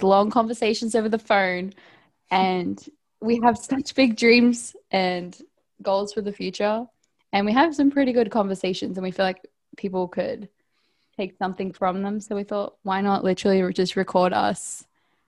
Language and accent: English; Australia; moved away as an adult; also born or lived in England; now in United States; I'm from Australia. And when I was 18, I moved to England to be an au pair. And then after that, I moved to the US.